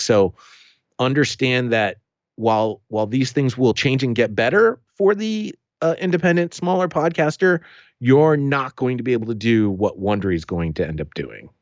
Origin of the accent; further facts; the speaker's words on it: New England, United States; accent: New England; my New England accent